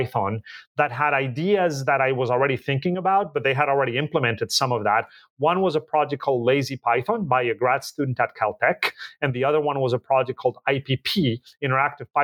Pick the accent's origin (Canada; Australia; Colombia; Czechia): Colombia; moved away as an adult; also born or lived in Boulder, Colorado, United States; now in United States; I was born and raised in Colombia, and I came to the United States in the 90s to do a PhD in physics